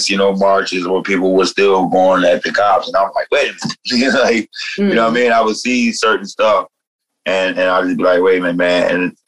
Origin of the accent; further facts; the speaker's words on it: New Jersey, United States; moved away; When I came out here from New Jersey, I came out here during City Hall, during the Occupy City Hall movement.